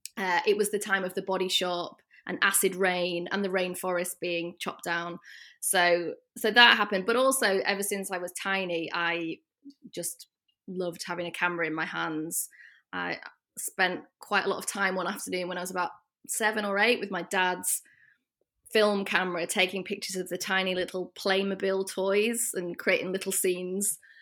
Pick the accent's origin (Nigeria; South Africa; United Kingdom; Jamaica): United Kingdom; the north of England; accent: British; also born or lived in London; now in Rotterdam, Netherlands; As you might be able to tell from my accent, I am British. I'm from the north of England originally and came over to Rotterdam one year ago, more or less exactly, uh, from London.